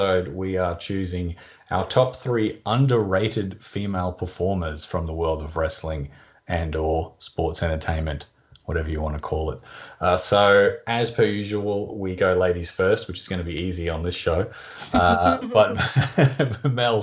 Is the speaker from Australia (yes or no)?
yes; Australia; my fellow Aussie